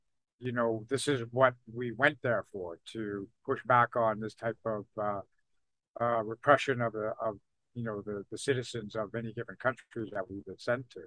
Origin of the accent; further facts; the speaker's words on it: British Columbia, Canada; moved away as an adult; also born or lived in Ontario / Vancouver / Victoria / Kitimat; I was born in Ontario, actually, and my folks moved out to BC when I was a kid. So I consider myself kind of a native of British Columbia.